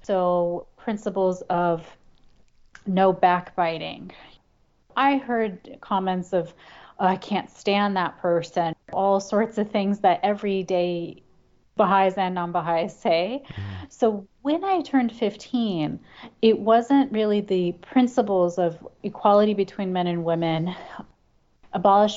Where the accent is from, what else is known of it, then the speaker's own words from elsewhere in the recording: Chicago, Illinois, United States; also born or lived in New Zealand; I grew up in the suburbs of Chicago